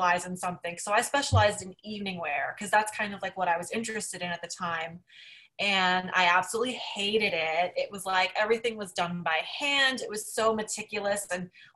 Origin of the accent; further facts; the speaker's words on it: Union, New Jersey, United States; moved away as an adult; now in New York City, United States; I was born and raised in New Jersey